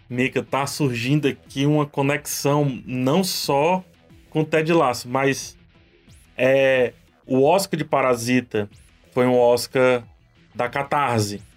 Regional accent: Brazil; A gente, aqui no Brasil, a gente não se identifica como latino

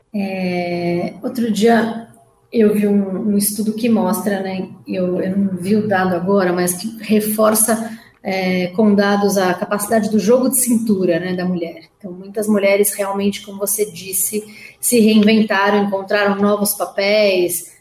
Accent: Brazil; enquanto empresários ou enquanto brasileiros

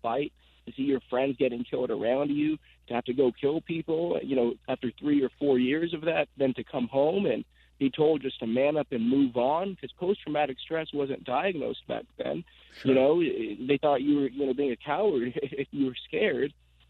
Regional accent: Agoura Hills, California, United States; Agoura Hills, California.

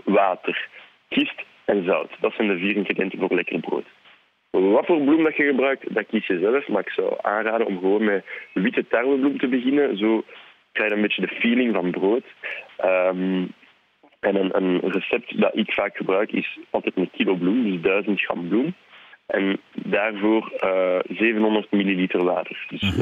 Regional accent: Leuven area, Flanders, Belgium; first language French; Dutch is a second language; We komen allebei rond het, van het Leuvense

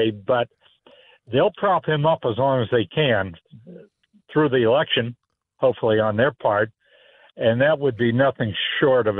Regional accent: Pennsylvania, United States

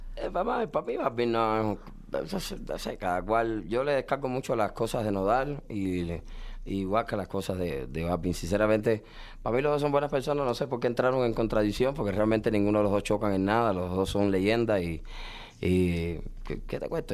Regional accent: Cuba; now in United States; soy un cubano que me tocó emigrar

